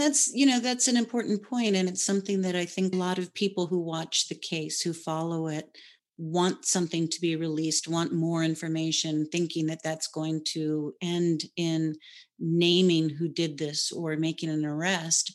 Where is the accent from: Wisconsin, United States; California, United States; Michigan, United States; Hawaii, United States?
Hawaii, United States; I was born and raised in Hawaii